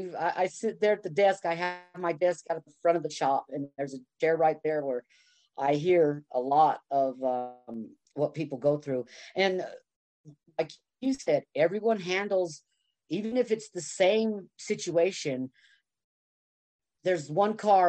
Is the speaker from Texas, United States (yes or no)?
yes; Texas, United States; moved away as an adult; I was moved to Texas when I was 5 and moved back in my 30s